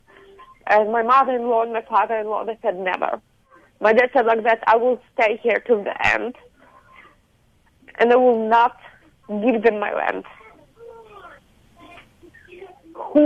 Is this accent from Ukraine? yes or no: yes; Ukraine; English is a second language; moved away as an adult; also born or lived in Poland; now in Canada; I was grew up in Ukrainian family, so I can speak Ukrainian and Russian easily